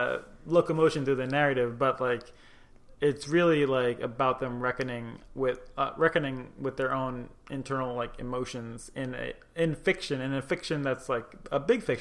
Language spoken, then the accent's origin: English; United States; also born or lived in Tunisia (mother's origin); it just looks weird to me as an American